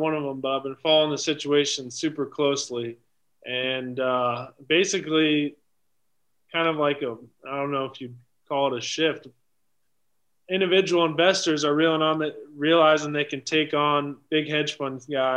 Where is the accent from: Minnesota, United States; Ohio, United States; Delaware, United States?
Ohio, United States; Cincinnati; I'm from Cincinnati, obviously, where I play